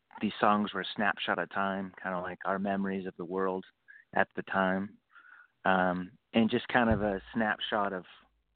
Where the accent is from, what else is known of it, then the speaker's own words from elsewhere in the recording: Boise, Idaho, United States; moved away as an adult; I grew up in Boise, Idaho